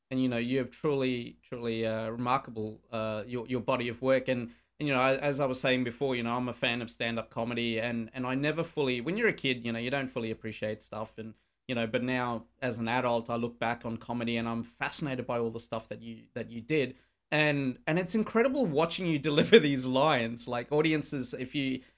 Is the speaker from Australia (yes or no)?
yes; Darwin, Northern Territory, Australia; And my worst gig has been in my hometown of Darwin.